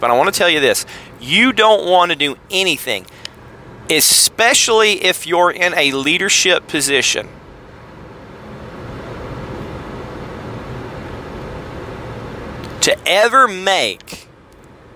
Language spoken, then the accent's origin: English; Tennessee, United States; I'm from Tennessee